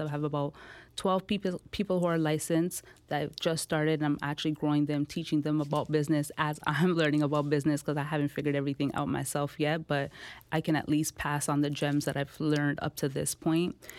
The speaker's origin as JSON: {"language": "English", "town": "Toronto", "region": "Ontario", "country": "Canada", "tie": "born or raised there", "also_born_or_lived": "India", "said": "I, I grew up in the Jane and Finch community."}